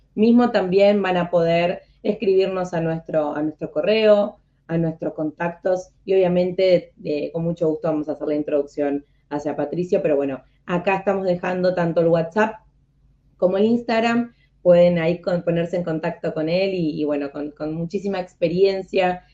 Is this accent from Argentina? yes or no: yes; Argentina; yo siendo en Argentina